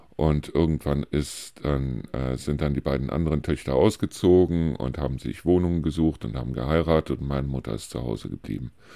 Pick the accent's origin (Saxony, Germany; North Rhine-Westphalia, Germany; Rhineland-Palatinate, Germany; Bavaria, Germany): North Rhine-Westphalia, Germany; Neuss; moved away as an adult; now in Deisel, Germany; wo ich aufgewachsen bin, das ist ein Vorort von Neuss, im Süden von Neuss, Neuss-Reuschenberg